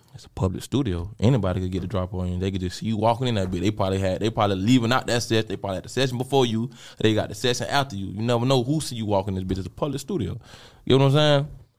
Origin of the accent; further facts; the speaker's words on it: Jacksonville, Florida, United States; I'm from Jacksonville, Florida.